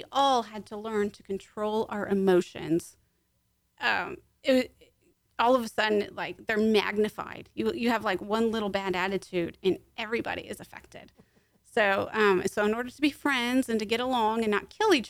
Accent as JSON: {"language": "English", "region": "Arizona", "country": "United States", "moved": "yes", "said": "I am actually from Arizona."}